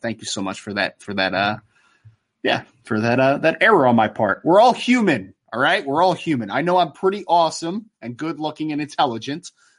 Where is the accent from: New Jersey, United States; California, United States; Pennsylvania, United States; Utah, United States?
New Jersey, United States; the Hun School in Princeton, New Jersey, right here in my home state.